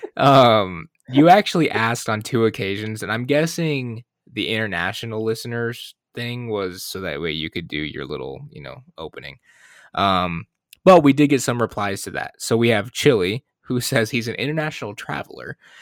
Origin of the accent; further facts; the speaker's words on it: Michigan, United States; moved away; also born or lived in Arizona; I'm from Michigan